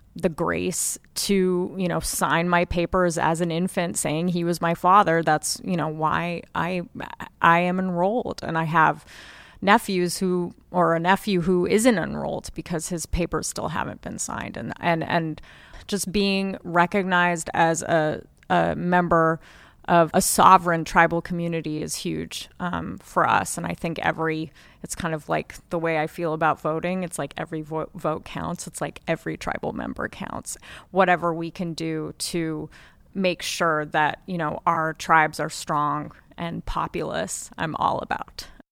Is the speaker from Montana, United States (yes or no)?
yes; Flathead Indian Reservation, Montana, United States; growing up, m, as a small child on the Flathead Indian Reservation